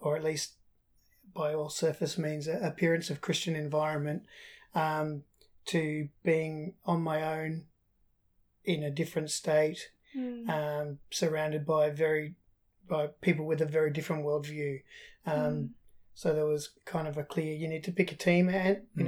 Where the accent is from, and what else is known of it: Australia; born or raised there; also born or lived in England